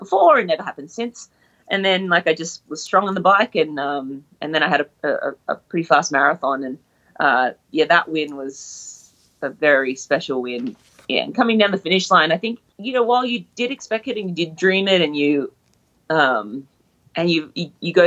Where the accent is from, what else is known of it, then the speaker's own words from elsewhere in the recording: Brisbane, Queensland, Australia; I'm Australian from Brisbane